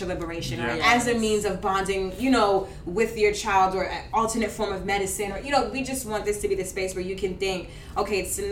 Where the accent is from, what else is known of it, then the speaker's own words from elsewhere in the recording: Jamaica; now in New York, United States; I'm Jamaican